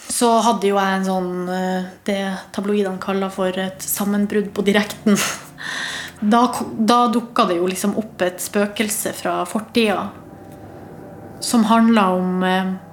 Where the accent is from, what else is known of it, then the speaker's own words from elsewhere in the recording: Hamarøy, Nordland, Norway; moved away; var jeg hjemme på Hamarøy